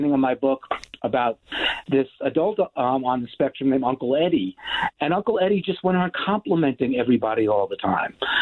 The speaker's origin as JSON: {"language": "English", "town": "New York City", "region": "New York", "country": "United States", "tie": "born or raised there", "said": "I was a kid growing up in New York City"}